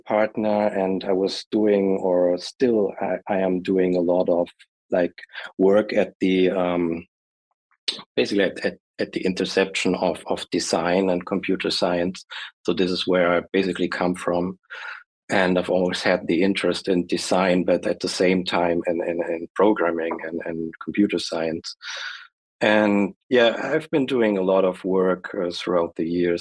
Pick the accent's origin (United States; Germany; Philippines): Germany; I'm from Germany